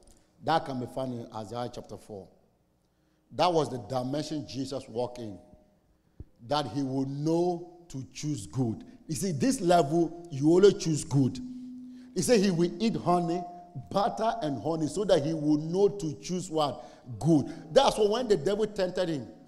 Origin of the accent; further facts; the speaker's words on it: Saboba, Northern Region, Ghana; I'm from Saboba. How many of you know Saboba? Northern Ghana